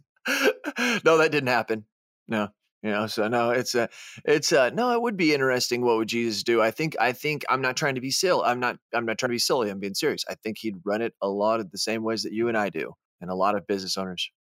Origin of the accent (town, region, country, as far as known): United States; moved away